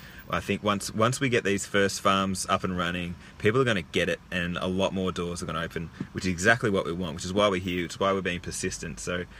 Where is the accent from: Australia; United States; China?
Australia; Bendigo, Victoria; Bendigo, my hometown.